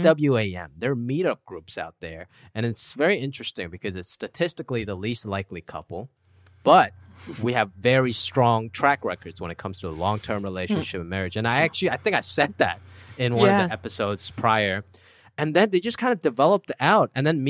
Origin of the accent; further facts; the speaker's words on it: Hong Kong; now in United States; I was an immigrant. You know, I came from Hong Kong and my whole life, it's been trying to be very American, listening to hip hop.